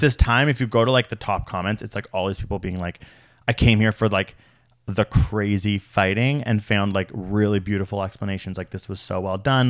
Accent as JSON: {"language": "English", "country": "Canada", "said": "as a Canadian"}